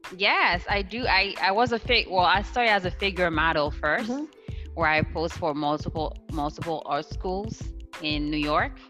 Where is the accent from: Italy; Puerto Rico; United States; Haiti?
Haiti; moved away; I grew up in Haiti.